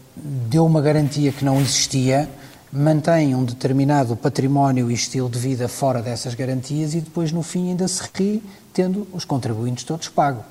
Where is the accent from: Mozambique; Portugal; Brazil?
Portugal; enquanto português e enquanto Presidente de Câmara